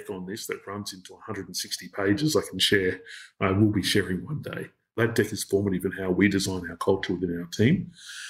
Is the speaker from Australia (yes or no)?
yes; Australia; as an Australian